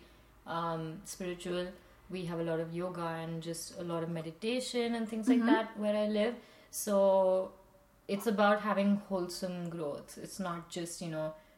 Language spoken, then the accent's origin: English; Dehradun, Uttarakhand, India; moved away as an adult; now in Paris, France; I am from India, from this town in the foothills of the Himalayas called Dehradun